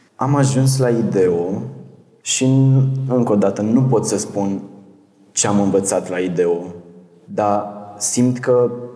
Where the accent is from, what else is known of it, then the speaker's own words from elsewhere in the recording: Botoșani, Botoșani County, Romania; Am intrat în una din trupele de teatru din Botoșani